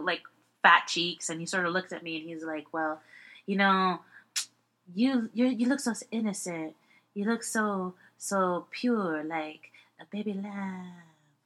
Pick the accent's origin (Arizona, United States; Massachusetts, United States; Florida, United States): Florida, United States; Miami; I was born in Miami